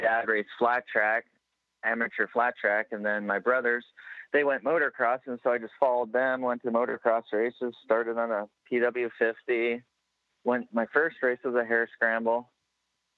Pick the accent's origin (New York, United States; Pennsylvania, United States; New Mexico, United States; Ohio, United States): Pennsylvania, United States; Pine Grove; also born or lived in Lebanon, Pennsylvania; I was born in Lebanon, Pennsylvania. It's about 20 minutes south of my hometown, Pine Grove.